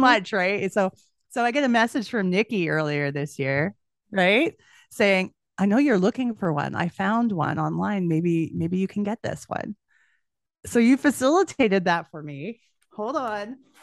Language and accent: English; Edmonton, Alberta, Canada; I'm from Edmonton, which is Western Canada.